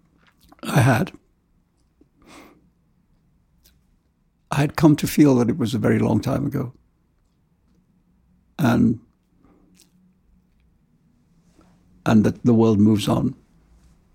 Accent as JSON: {"language": "English", "country": "India", "tie": "born or raised there", "also_born_or_lived": "London / New York", "moved": "yes"}